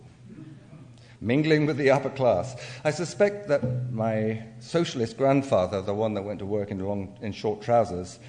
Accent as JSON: {"language": "English", "region": "England", "country": "United Kingdom", "accent": "English", "moved": "yes", "lives_now": "United States", "said": "I have unconsciously tried to keep my English accent in spite of living in the States for almost 37 years"}